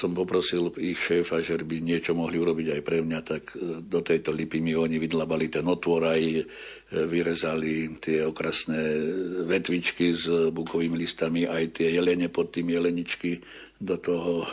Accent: Javorníky, Žilina Region, Slovakia; now in Banská Bystrica, Slovakia; som vyrastal v Javorníkoch hore na severe, teraz žijem tu okolí Banskej Bystrice

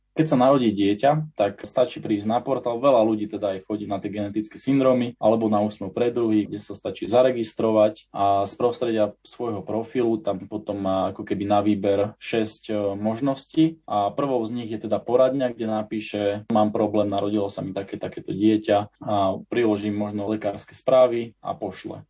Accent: Slovakia; prvý Slovák

